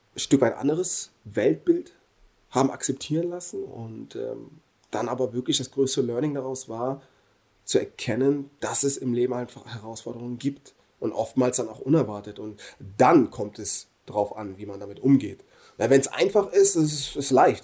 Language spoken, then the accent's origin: German; Germany; bin hier geboren, hier aufgewachsen und verdanke Deutschland unglaublich viel